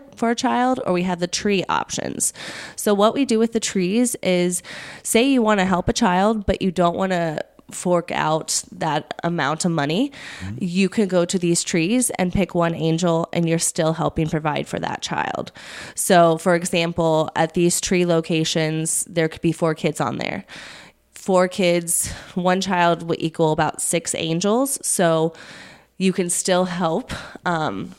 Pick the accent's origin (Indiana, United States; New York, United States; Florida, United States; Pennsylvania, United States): Indiana, United States; Hendricks County; I grew up here in Hendricks County